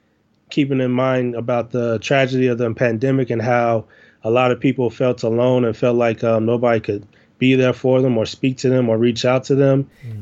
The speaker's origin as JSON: {"language": "English", "town": "Chicago", "region": "Illinois", "country": "United States", "tie": "born or raised there", "said": "I am I'm from Chicago. I have grown up in the inner city of the United States of Chicago, Illinois."}